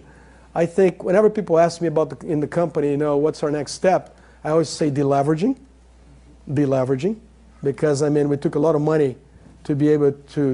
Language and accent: English; Brazil; I'm not American, I'm Brazilian